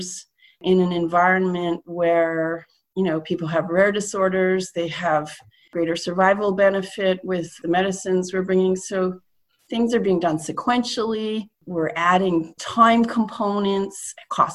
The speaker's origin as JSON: {"language": "English", "country": "Canada", "said": "a Canadian citizen"}